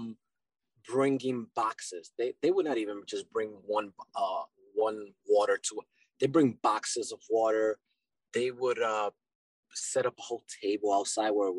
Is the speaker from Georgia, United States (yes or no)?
no; New York City, New York, United States; also born or lived in Dominican Republic; So I was born in New York, but my background, my family comes from Dominican Republic.